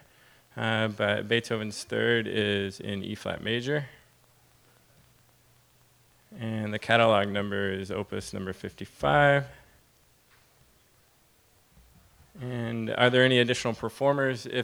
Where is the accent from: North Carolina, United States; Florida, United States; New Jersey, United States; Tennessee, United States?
Tennessee, United States; Nashville; I'm from Nashville